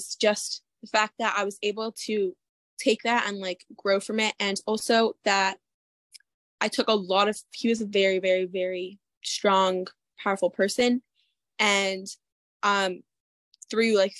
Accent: Mequon, Wisconsin, United States; I am from Mequon, Wisconsin. I lived here almost my entire life. Moved here when I was 6 months

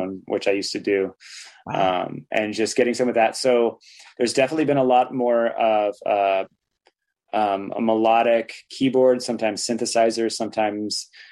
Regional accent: Santa Cruz, California, United States; growing up in Santa Cruz

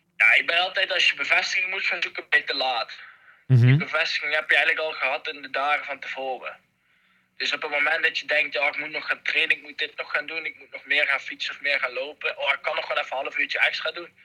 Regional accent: Netherlands; als Nederlander

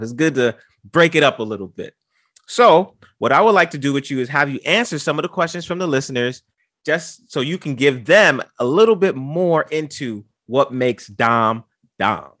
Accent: New York City, New York, United States; I'm from the Bronx. birthplace of hip-hop.

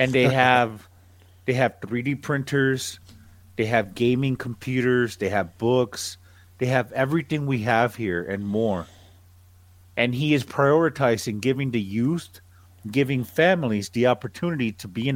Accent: Nicaragua; I'm from Nicaragua

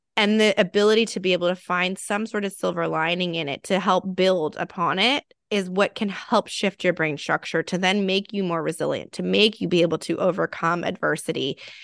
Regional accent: California, United States; being a Californian

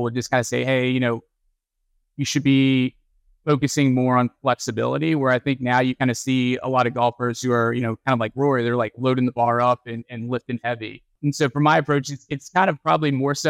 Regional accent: Texas, United States; moved away as an adult; now in North Carolina, United States; I grew up in Texas, and Texas, if you don't play football, something's wrong with you

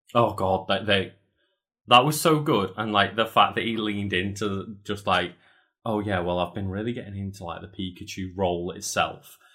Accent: United Kingdom; I'm British

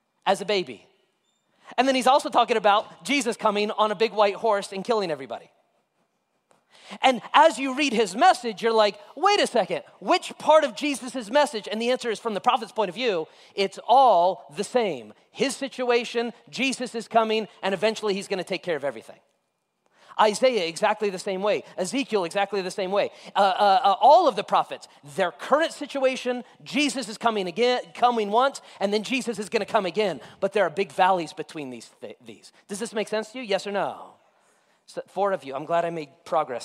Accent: Las Vegas, Nevada, United States; also born or lived in Florida; I grew up in Vegas

